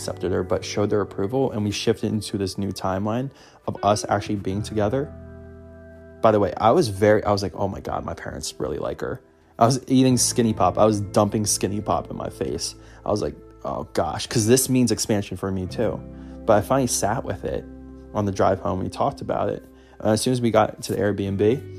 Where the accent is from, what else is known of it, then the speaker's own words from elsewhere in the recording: Philadelphia, Pennsylvania, United States; Every little thing that I love in my hometown